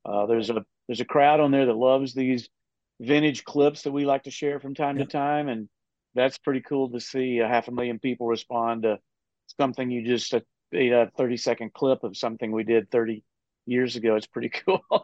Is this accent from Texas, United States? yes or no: yes; Texas, United States; now in Nashville, United States; I'm from Texas